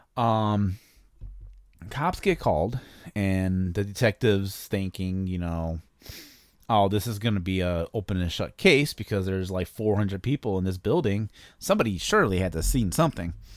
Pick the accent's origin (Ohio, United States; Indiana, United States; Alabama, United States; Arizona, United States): Indiana, United States; East Chicago; moved away; my hometown of East Chicago, Indiana. I was born in East Chicago, Indiana